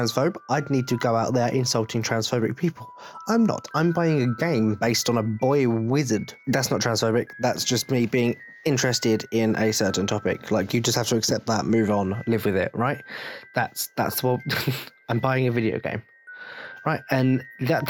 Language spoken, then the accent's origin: English; England, United Kingdom; I'm English